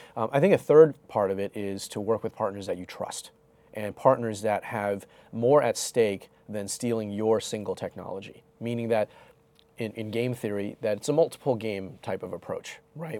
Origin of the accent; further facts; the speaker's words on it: New York, United States; moved away; also born or lived in suburban Philadelphia; I was born in Chinatown, New York